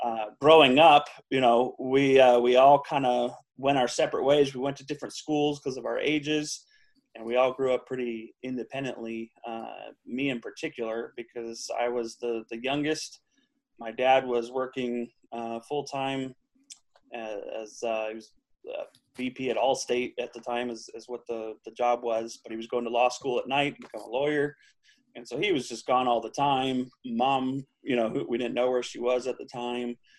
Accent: Huntington Beach, California, United States; moved away; also born or lived in Anchorage, Alaska; I was born in Anchorage, Alaska lived there till I was about six. Uh, I think right before my sixth birthday, we moved to Southern California. And so that's really where I grew up was Southern California. We, we lived in Huntington Beach

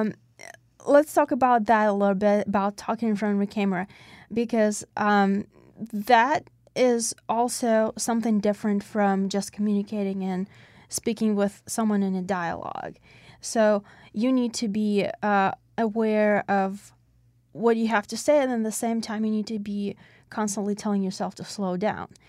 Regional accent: Russia; English is a second language; now in Pittsburgh, United States; When I came to the United States, I came from Russia.

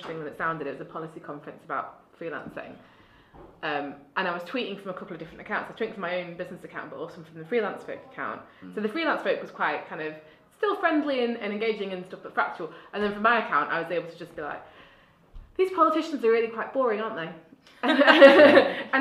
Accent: Altrincham, North West England, United Kingdom; I grew up in Altrincham

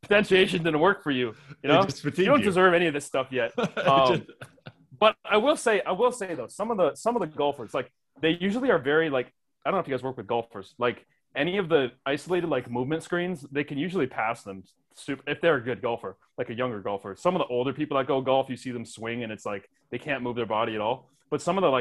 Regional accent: Wisconsin, United States; growing up in Wisconsin

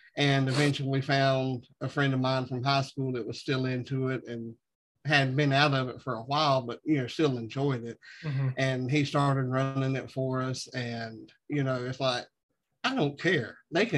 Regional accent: the South, United States; growing up in the South

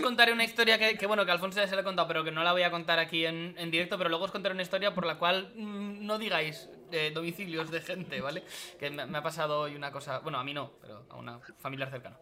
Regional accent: Castilla-La Mancha, Spain; probablemente la, empresa más grande de toda Castilla-La Mancha está en mi pueblo

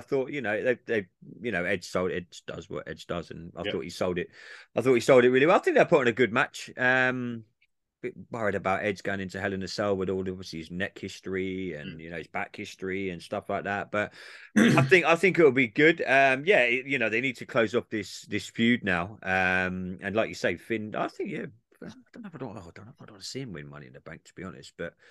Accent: England, United Kingdom; I'm English

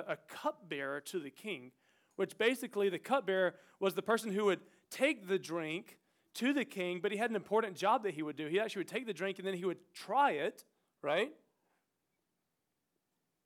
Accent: St. George, South Carolina, United States; moved away as an adult; also born or lived in Orlando, Florida; now in Portland, United States; I'm actually from this community outside of St. George that's affectionately called Cowtail, South Carolina

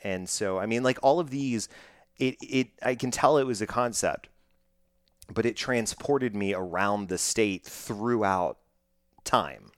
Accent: Texas, United States; I'm born and bred in Texas and have traveled many places, but have only lived in Texas

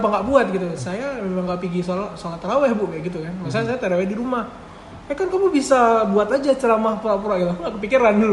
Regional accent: Banda Aceh, Aceh, Indonesia; Oh dari dari sekolah kok di, di Banda Aceh semua? Ya, aku cuma lahir aja di Aceh besar.

